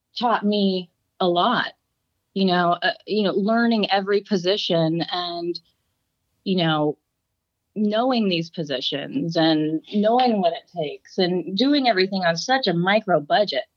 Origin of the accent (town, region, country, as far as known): Santa Clarita, California, United States; born or raised there